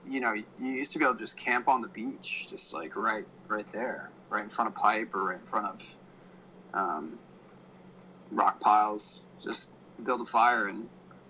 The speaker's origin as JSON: {"language": "English", "region": "East Coast", "country": "United States", "said": "because I was from the East Coast"}